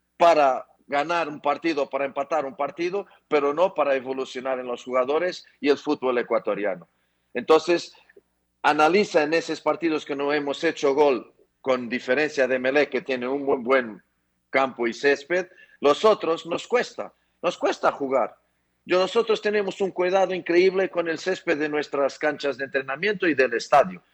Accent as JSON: {"language": "Spanish", "country": "Portugal", "moved": "as an adult", "lives_now": "Ecuador", "said": "Yo soy portugués y me siento cada vez más ecuatoriano"}